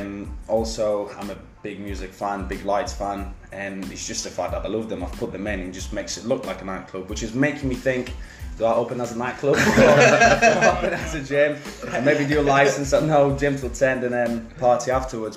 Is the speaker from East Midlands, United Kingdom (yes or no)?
yes; Leicester, East Midlands, United Kingdom; I'm from Leicester.